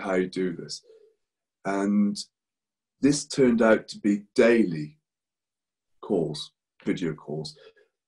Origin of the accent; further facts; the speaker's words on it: England, United Kingdom; moved away as an adult; now in Spain; I'm English.